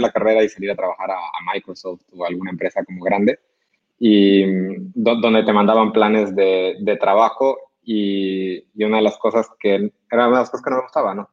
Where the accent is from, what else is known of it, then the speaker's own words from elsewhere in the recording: Cochabamba, Bolivia; moved away as an adult; now in Monterrey, Mexico; Yo soy boliviano, nací en Cochabamba, eh, estudié aquí en Monterrey